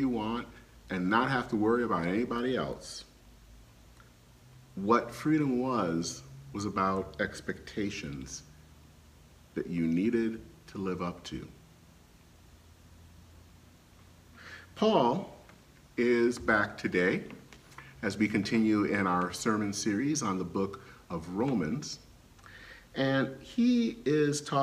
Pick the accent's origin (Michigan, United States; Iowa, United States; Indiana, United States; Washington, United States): Michigan, United States; Flint; moved away; Flint, Michigan, where I grew up